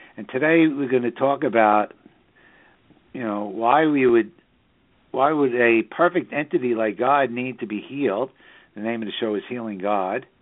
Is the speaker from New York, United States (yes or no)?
yes; New York City, New York, United States; born or raised there; now in Southern Hudson Valley, United States